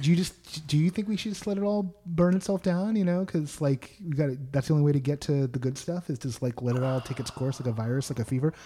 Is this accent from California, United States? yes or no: yes; Berkeley, California, United States; I was from the Bay Area and specifically from Berkeley